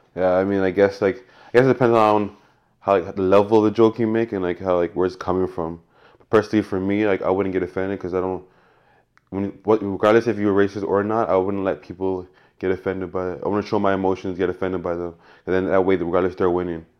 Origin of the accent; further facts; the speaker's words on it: Canada; growing up in Canada